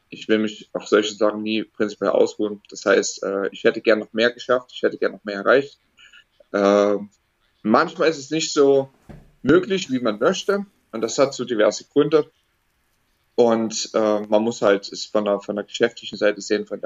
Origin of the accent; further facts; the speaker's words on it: Dresden, Saxony, Germany; also born or lived in United States; Ja, dann halt ähm, Ende Juni wieder zurück nach Deutschland gezogen, wieder zurück nach Dresden, meine Heimatstadt.